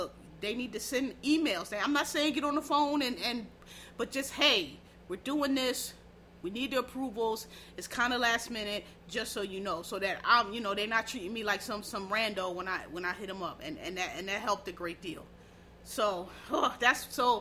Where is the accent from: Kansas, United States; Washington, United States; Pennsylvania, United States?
Pennsylvania, United States; Philadelphia; I'm from Philly.